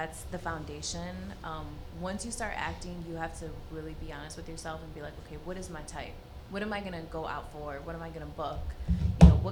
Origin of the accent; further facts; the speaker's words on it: Detroit, Michigan, United States; I'm from Detroit originally, born and raised in Southwest Detroit